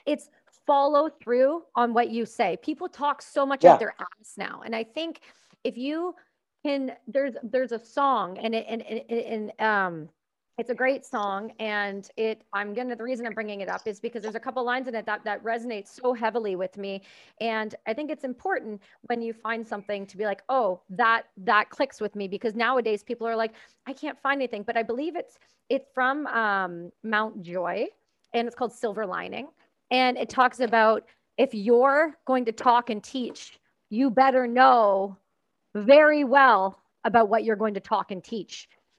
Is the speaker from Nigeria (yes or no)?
no; Canada; I know, I'm Canadian.